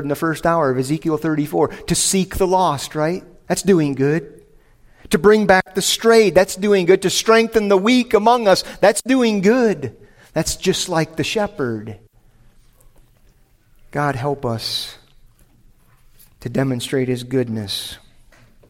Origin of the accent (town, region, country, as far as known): United States